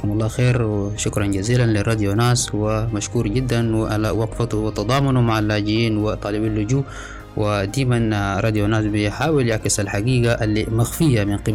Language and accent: Arabic; Sudan; now in Libya; تحركت من السودان 2018 في فبراير وأثناء قدومي من ليبيا عبر عبر دولة التشاد والصحراء الكبرى